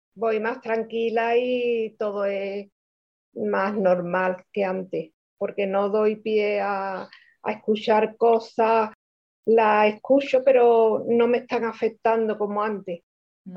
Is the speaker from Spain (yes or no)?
yes; Cádiz, Andalusia, Spain; soy de España, Cádiz